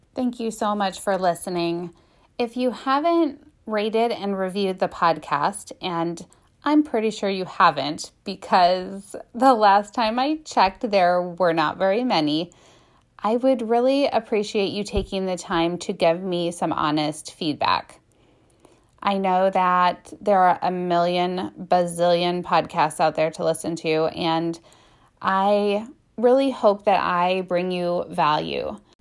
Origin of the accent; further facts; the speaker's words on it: Midwest, United States; also born or lived in Canton, Ohio; I was raised in the Midwest